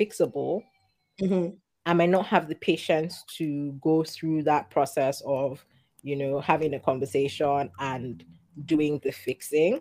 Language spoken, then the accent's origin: English; Lagos, Nigeria; my fellow Lagosian Nigerians at home in my family